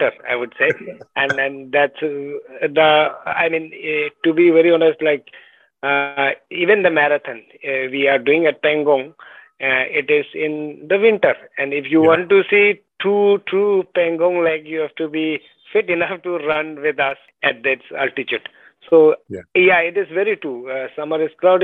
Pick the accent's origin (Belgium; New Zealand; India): India; Kargyam, Ladakh; I'm from Ladakh. I was born and brought up in a small village in the east of Ladakh called Kargyam